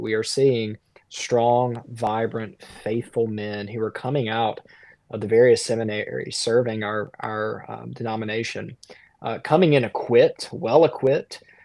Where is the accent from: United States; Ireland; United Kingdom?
United States; South Central Mississippi; now in Conway, South Carolina; I'm from the Deep South. I'm from, um, South Central Mississippi.